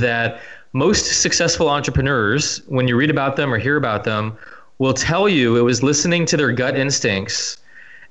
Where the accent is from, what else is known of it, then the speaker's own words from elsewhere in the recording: California, United States; moved away as an adult; now in France; where I grew up in California